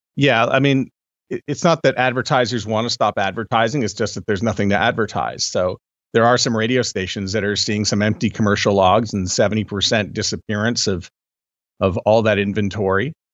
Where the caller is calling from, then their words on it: Canada; I'm calling in from Canada